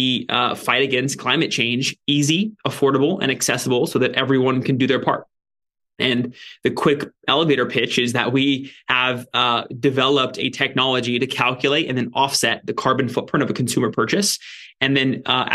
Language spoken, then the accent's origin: English; Ventura, California, United States; also born or lived in San Francisco area; now in San Francisco, United States; I'm in Ventura, California, which is actually where I grew up